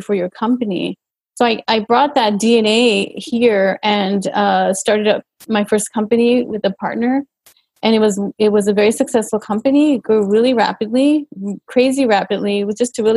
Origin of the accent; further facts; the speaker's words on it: El Paso, Texas, United States; I grew up in El Paso, Texas, a border town, and just very close was Mexico.